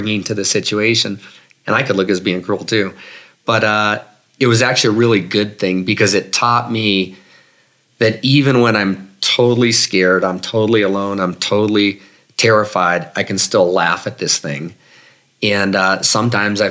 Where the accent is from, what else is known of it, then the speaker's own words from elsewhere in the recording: Denver, Colorado, United States; also born or lived in Boulder; I'm from Denver.